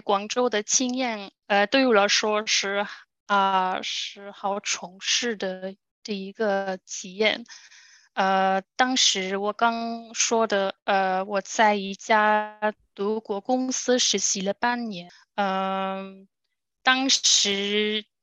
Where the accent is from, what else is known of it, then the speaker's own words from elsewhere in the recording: Germany; Chinese is a second language; also born or lived in Guangzhou, China; 我来自德国